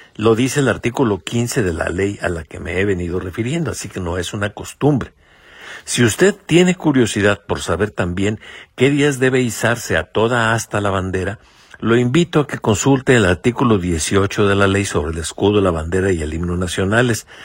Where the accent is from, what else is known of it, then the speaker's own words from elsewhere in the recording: Mexico; como mexicanos